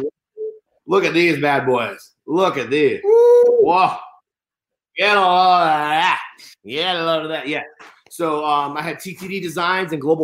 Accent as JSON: {"language": "English", "region": "California", "country": "United States", "tie": "born or raised there", "said": "I'm from California, born and raised"}